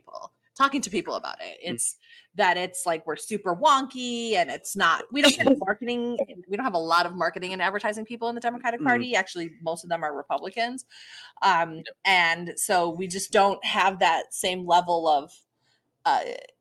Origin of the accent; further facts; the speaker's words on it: Michigan, United States; now in Florida, United States; I grew up in Michigan